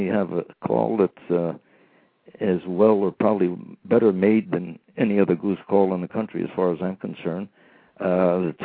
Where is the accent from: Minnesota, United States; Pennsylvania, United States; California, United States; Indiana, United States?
California, United States; Redwood City; also born or lived in Paradise, California; I was born and raised in Redwood City, California, between San Jose and San Francisco.